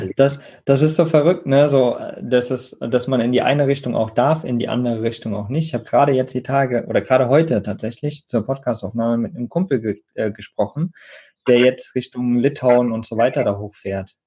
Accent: Germany

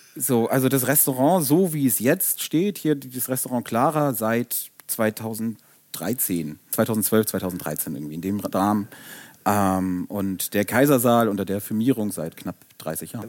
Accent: Hamburg, Germany; moved away as an adult; now in Erfurt, Germany; wir Hamburger sind ja eigentlich sonst ein bisschen kühl und zurückhaltend

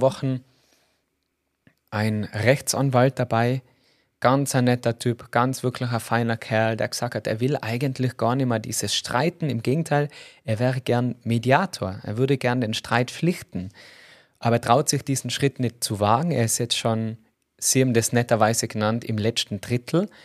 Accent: Tyrol, Austria; als Tiroler

